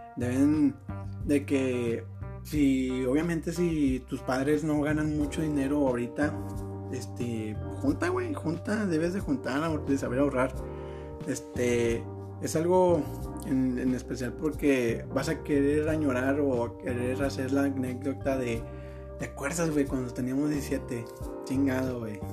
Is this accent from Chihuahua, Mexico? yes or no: no; Monterrey, Nuevo León, Mexico; soy de Monterrey